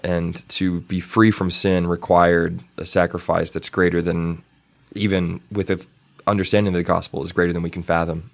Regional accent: Canyon, Texas, United States; in my hometown in Canyon, there was always a Fourth of July parade

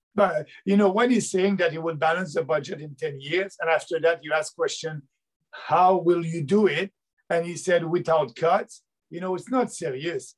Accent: Beauce, Quebec, Canada; I'm coming from Beauce, and Beauce, it's a uh, half rural, half urban uh, riding south of Quebec City.

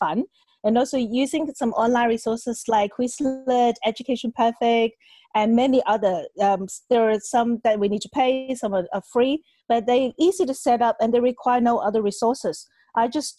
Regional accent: Hong Kong; also born or lived in China; I was born in China. I grew up in Hong Kong.

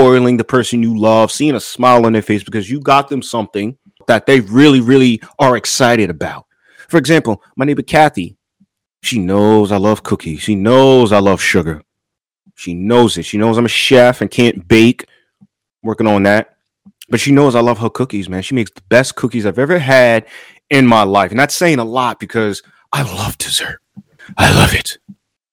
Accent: New York, United States; moved away as an adult; I'm from New York, you guys know, and I moved down here about a year ago in 2020

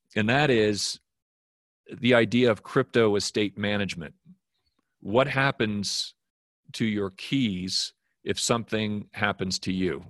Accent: Wyoming, United States; moved away as an adult; also born or lived in New York; I'm originally from Wyoming. I grew up here

